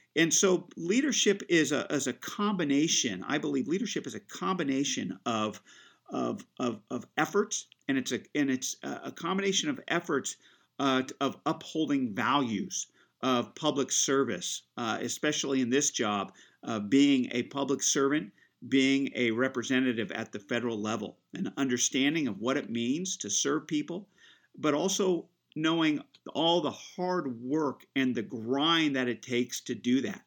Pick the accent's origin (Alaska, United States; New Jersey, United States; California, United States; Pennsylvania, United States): California, United States; Central Coast; I grew up here on the Central Coast. Um, you know, this is all I know. This is the only place I've called home